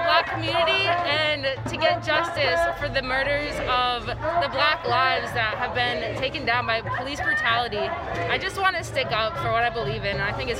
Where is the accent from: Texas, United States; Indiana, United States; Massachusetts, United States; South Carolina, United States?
Massachusetts, United States; Greenfield; I'm from Greenfield, Massachusetts.